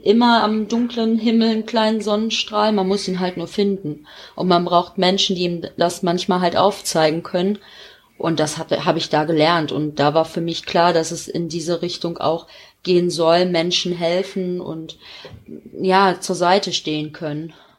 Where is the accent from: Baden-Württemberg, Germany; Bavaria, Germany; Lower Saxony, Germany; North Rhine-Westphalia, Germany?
North Rhine-Westphalia, Germany; Gevelsberg; in Vollmerstein, auch hier so in der Nähe vom Gefitzberg, wo ich herkomme